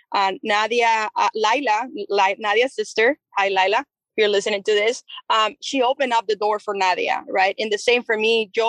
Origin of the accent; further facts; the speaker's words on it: Chihuahua, Mexico; I'm I'm from Chihuahua, Chihuahua, which is a border state um, we are only three hours and a half from uh, El Paso, Texas.